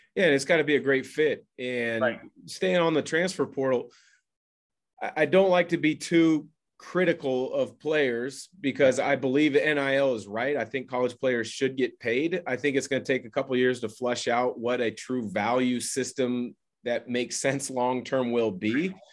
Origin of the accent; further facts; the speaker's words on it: Portland, Oregon, United States; I grew up in the Portland area